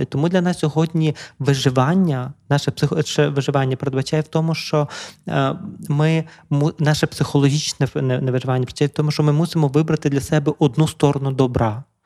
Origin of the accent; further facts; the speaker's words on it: Drohobych, Lviv Oblast, Ukraine; я народився на Львівщині в Другобичі, славному місті